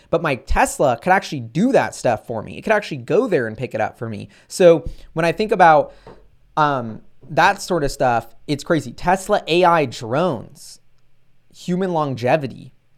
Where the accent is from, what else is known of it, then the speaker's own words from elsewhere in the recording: United States; I'm an American